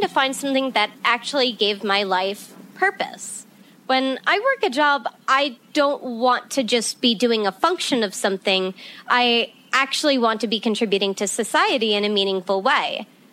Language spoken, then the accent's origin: English; Ireland; now in Nevada, United States; I was born in Ireland, and I kind of had this storybook type of childhood where I grew up surrounded by animals and the great outdoors.